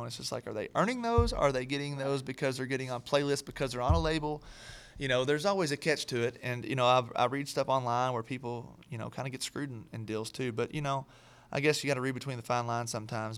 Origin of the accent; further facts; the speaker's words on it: Kentucky, United States; moved away as an adult; now in Nashville, United States; I'm from Kentucky originally